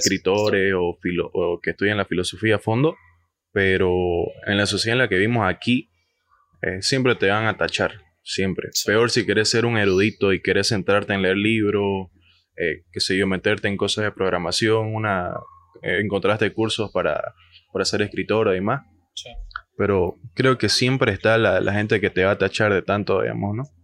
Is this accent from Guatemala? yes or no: no; Bolivia